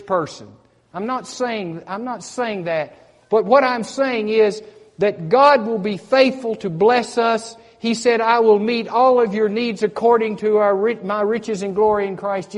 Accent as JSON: {"language": "English", "country": "United States", "tie": "born or raised there", "said": "I grew up on the Tennessee River"}